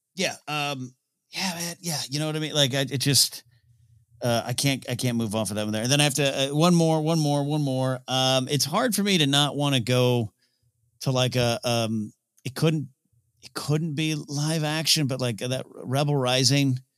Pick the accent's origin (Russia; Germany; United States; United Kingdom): United States; near Pismo Beach, Central Coast, California; my hometown near Pismo Beach